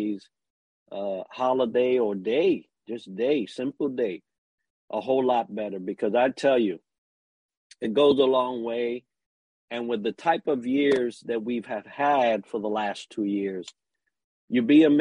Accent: New York, United States; as a New Yorker

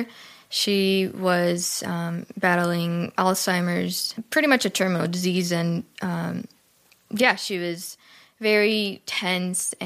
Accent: Cuba; I was born and raised in Cuba

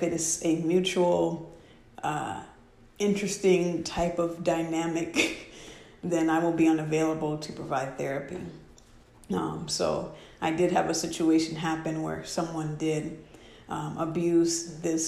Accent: Washington, United States; moved away; one of my tribe up in Washington State, that is my hometown

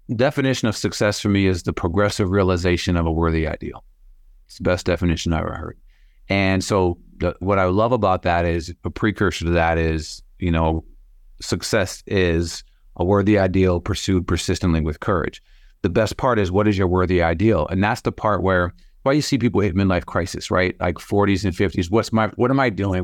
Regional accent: Sioux Falls, South Dakota, United States; born and raised Sioux Falls

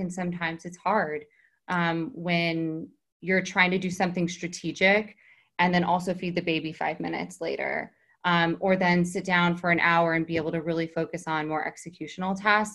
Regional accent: Texas, United States; moved away as an adult; also born or lived in New York City; now in Hamptons, United States; I was in New York City for 14 years from Texas. I came up from Texas when I was 18

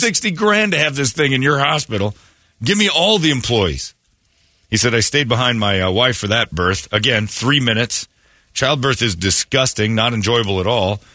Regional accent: Indiana, United States; my home state in Indiana

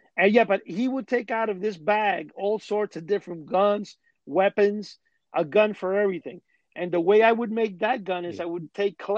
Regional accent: New York City, New York, United States; also born or lived in New Jersey; I grew up in Manhattan

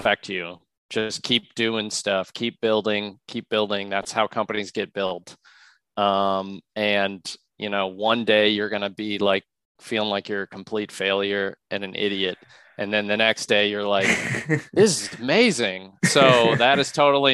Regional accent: Louisville, Kentucky, United States; moved away; Louisville's where I'm from

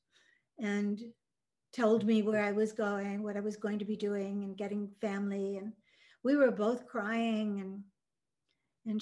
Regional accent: Michigan, United States; English is a second language; also born or lived in Norway; she placed me with my parents that I had in Michigan.

